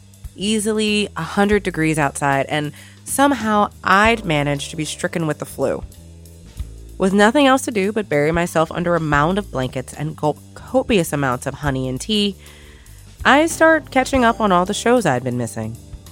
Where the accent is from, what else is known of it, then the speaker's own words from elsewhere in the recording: Louisiana, United States; moved away as an adult; also born or lived in Washington, D.C. / North Carolina / Maryland / Virginia; now in New York, United States; I'm from Louisiana.